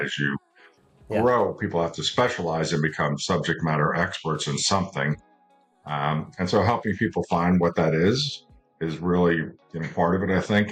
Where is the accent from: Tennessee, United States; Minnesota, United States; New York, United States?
New York, United States; moved away as an adult; also born or lived in Las Vegas, Nevada; as a kid growing up in New York